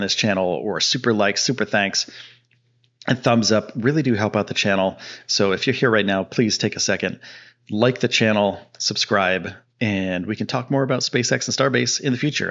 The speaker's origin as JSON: {"language": "English", "region": "Northeast", "country": "United States", "moved": "yes", "lives_now": "Texas, United States", "said": "I'm from the Northeast."}